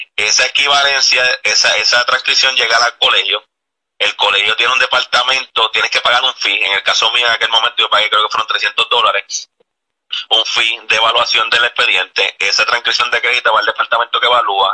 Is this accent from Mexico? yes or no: no; Puerto Rico; moved away as an adult; now in Florida, United States; nosotros cuando venimos de Puerto Rico